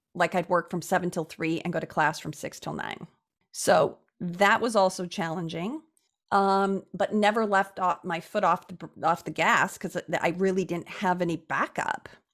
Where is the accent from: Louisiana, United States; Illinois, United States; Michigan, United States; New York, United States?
Illinois, United States; Chicago; I was born and raised in Chicago